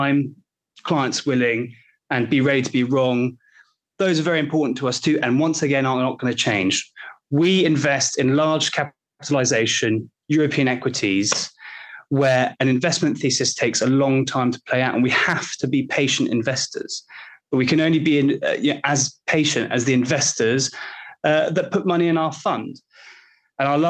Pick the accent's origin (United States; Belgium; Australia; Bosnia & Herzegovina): Belgium; I'm from Belgium